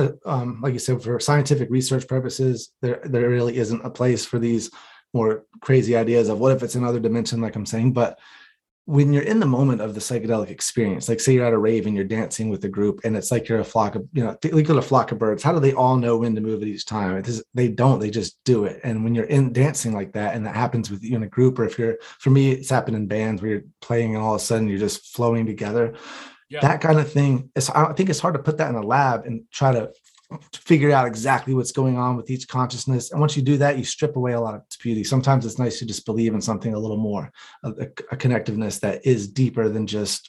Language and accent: English; North Carolina, United States; I'm from North Carolina, like I said, and the religion there.